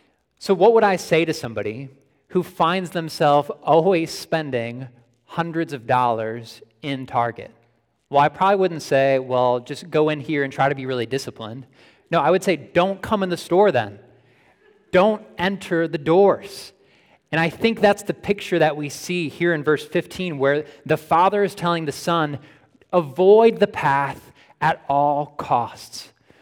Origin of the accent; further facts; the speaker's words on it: Buffalo, New York, United States; I grew up in the Buffalo, New York area, right near Niagara Falls.